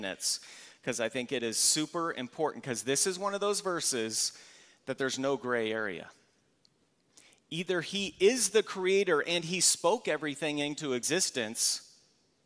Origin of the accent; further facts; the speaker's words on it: Valley Center, California, United States; I grew up here in Valley Center